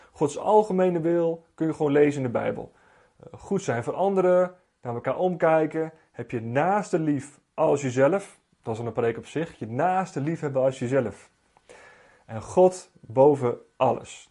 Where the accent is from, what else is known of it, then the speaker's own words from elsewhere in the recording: Netherlands; Ik ben Nederlander, ik heb een Nederlands paspoort